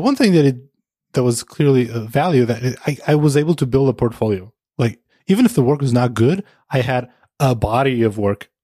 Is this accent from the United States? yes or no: no; Portugal; moved away; also born or lived in Amsterdam, Netherlands; originally I'm from Portugal, but we moved to the Netherlands to Amsterdam